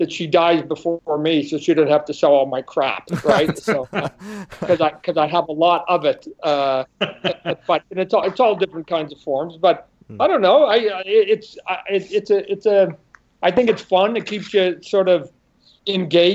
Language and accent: English; Canada; moved away as an adult; also born or lived in Vancouver Island / Portland / Santa Barbara; now in Phoenix, United States; I'm Canadian. I was born in Canada, right? So we were living up on Vancouver Island